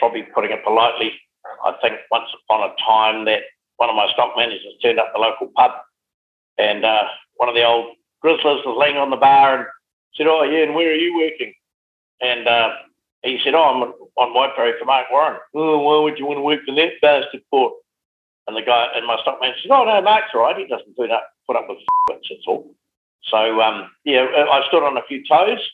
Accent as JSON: {"language": "English", "town": "Geraldine", "region": "Canterbury", "country": "New Zealand", "tie": "born or raised there", "also_born_or_lived": "Timaru", "moved": "yes", "lives_now": "Hawke's Bay, New Zealand", "said": "I've always said my heart is the Mackenzie, but my wallet is in Hawke's Bay. I'd always wanted to farm, and being based in Geraldine, I used to sort of wander along the road"}